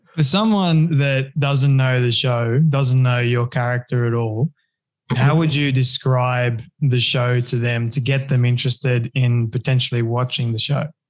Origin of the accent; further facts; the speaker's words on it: Australia; I'm I'm Aussie